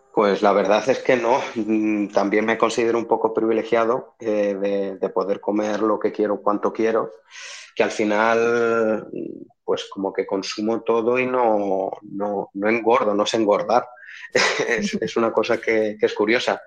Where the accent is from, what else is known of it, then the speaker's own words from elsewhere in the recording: Albacete, Castilla-La Mancha, Spain; de aquí de, Albacete